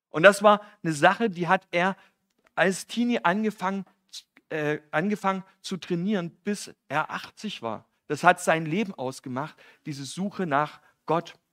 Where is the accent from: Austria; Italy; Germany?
Germany; East Germany; Ich komme ja aus dem Osten